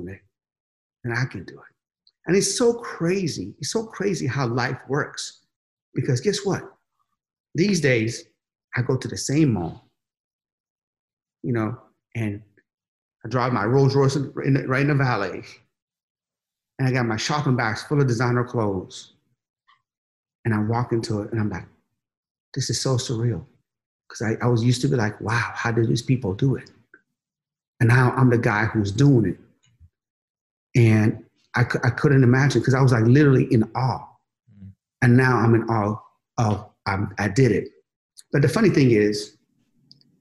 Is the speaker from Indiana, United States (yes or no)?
no; Sharon, Pennsylvania, United States; moved away as an adult; now in California, United States; I came from Sharon, Pennsylvania. No, Sharon, Pennsylvania, you know, there was like one BMW, maybe one Mercedes in the entire town.